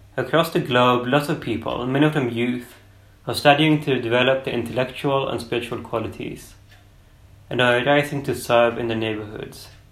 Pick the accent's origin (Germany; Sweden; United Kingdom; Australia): Sweden; I'm from Sweden